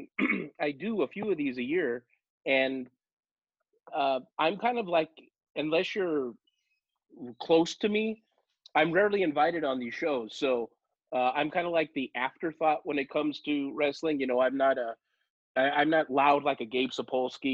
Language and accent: English; Los Angeles, California, United States; I'm from Los Angeles, and I'm one of the few who are natives. Born and raised in the shadows of the movie studios